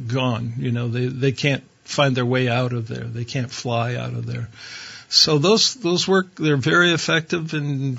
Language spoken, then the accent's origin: English; Ohio, United States; I grew up in Ohio